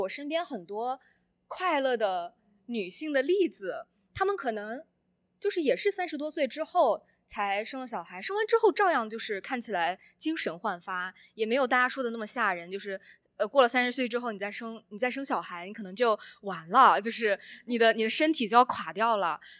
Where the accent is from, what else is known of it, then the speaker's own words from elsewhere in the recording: Shandong, China; moved away as an adult; now in United States; 我之前作为一个传统的山东人